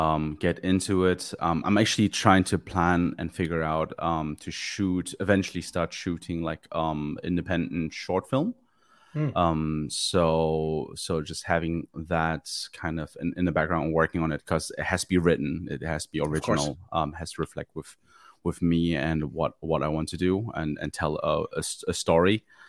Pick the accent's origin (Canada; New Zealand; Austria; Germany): Germany; English is a second language; also born or lived in Manchester, United Kingdom; now in Ireland; I'm originally from Germany. I was born and raised there, then lived for like 10 years in the UK, in a place called Manchester